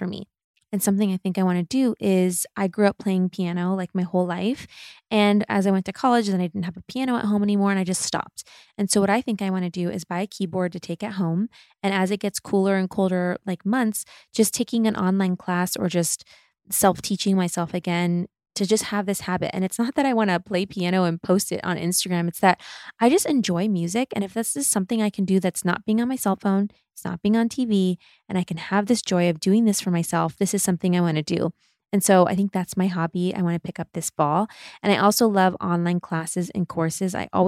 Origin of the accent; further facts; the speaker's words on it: Midwest, United States; also born or lived in Germany; And I grew up in the Midwest and I grew up in Germany